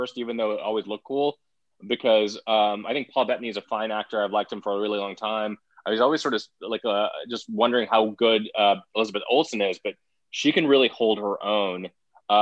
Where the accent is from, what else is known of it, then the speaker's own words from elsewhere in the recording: India; moved away; I'm an immigrant myself. Growing up in India